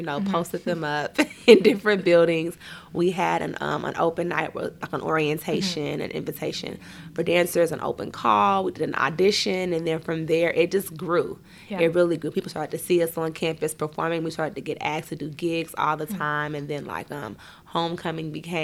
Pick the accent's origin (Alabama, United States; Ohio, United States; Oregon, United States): Ohio, United States; Dayton; growing up in Dayton, Ohio, it's a pretty small town.